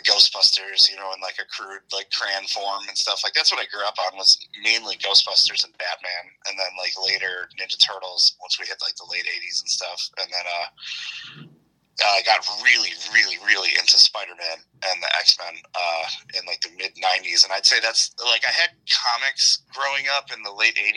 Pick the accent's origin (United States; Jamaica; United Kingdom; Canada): United States; Oak Lawn, Illinois; also born or lived in Hinsdale, Illinois; I was born in Hinsdale, Illinois, on December 27th, 1981. And I grew up mainly in Oaklawn, Illinois, on the south side of Chicago